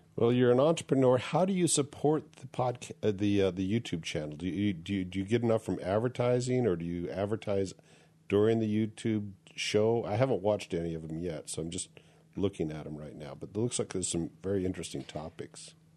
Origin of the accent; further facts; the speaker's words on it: United States; as an American